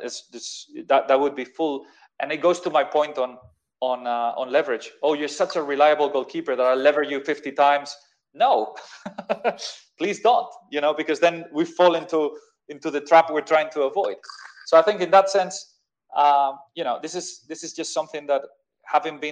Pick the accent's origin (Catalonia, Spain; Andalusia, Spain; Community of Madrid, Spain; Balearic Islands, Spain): Community of Madrid, Spain; Madrid; moved away as an adult; also born or lived in London, United Kingdom; I'm from Madrid